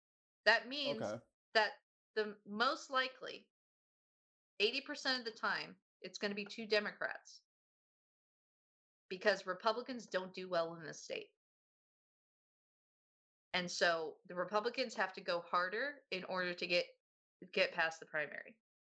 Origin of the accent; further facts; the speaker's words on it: California, United States; I'm from California.